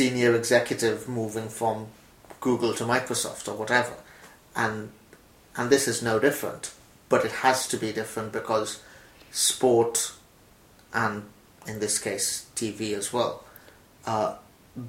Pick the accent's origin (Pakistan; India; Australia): India; now in United Kingdom; I'm revealing my age here, but I'm growing up in India